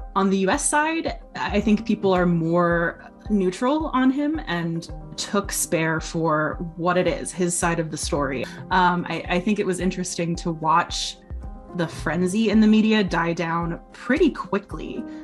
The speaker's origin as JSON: {"language": "English", "country": "United States", "said": "I'm American"}